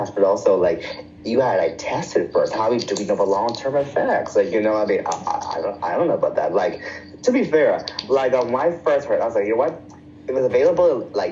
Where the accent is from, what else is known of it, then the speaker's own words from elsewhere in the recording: Bahamas; moved away; I'm from the Bahamas